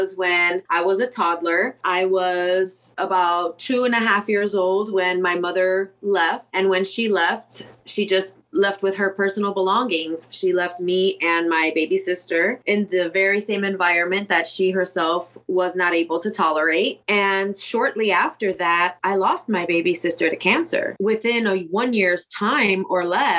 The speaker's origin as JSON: {"language": "English", "town": "Chicago", "region": "Illinois", "country": "United States", "tie": "born or raised there", "moved": "as an adult", "said": "I was born and raised in Chicago and made it out in my early 20s"}